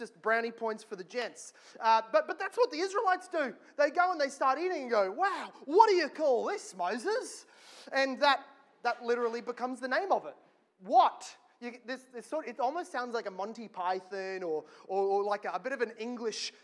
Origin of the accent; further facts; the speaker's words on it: Australia; as an Australian